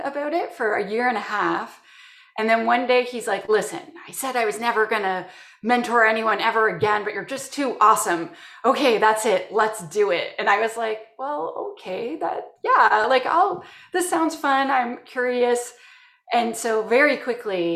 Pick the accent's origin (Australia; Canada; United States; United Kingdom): Canada; I'm from Canada